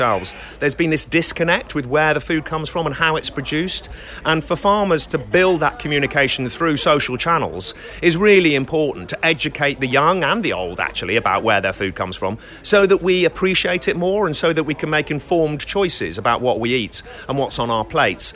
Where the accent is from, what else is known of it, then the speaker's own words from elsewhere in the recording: the Cotswolds, South West England, United Kingdom; I'm a farmer from the Cotswolds